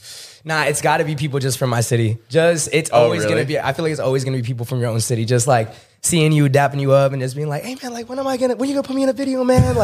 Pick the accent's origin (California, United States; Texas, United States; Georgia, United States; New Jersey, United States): California, United States; Orange County; I'm from Orange County.